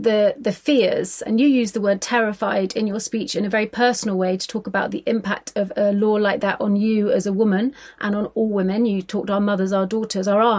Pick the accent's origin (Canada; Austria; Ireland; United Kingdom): Ireland; my experience being from an Irish working class background